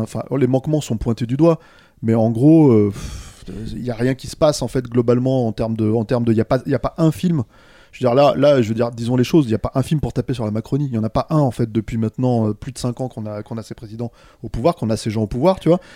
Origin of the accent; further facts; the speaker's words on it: Paris, Île-de-France, France; je suis un parisien pur jus.